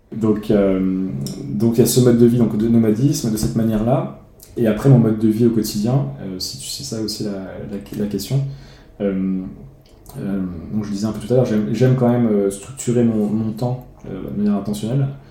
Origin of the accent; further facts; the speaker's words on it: France; moved away as an adult; quitter mon pays d'origine la, France